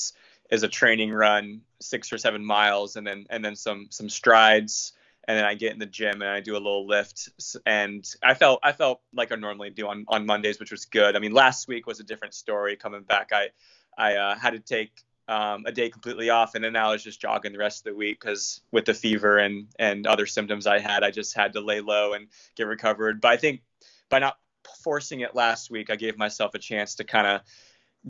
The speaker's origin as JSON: {"language": "English", "town": "Versailles", "region": "Ohio", "country": "United States", "tie": "born or raised there", "moved": "as an adult", "lives_now": "Seattle, United States", "said": "I went back to my hometown in Ohio. I'm from a small town called Versailles, Ohio, population about 2,500"}